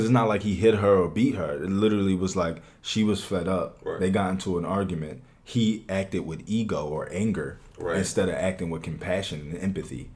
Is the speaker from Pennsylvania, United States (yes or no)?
yes; Philadelphia, Pennsylvania, United States; I'm from West Philadelphia. I am I am 23 years old, so I was I was born in West Philadelphia